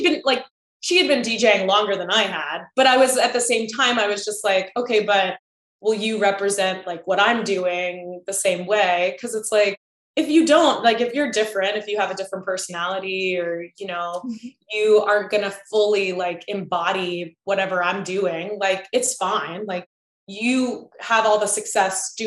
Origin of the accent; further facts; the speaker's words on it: Chesapeake, Virginia, United States; I'm from Chesapeake, which is like right next to Virginia Beach.